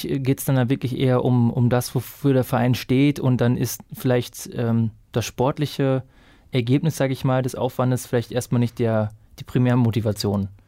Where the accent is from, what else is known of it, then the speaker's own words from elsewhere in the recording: North Rhine-Westphalia, Germany; weil ich komme ja auch aus dem Westen, aus dem Ruhrgebiet, also in der Nähe vom Ruhrgebiet und da haben schon viele Leute gelitten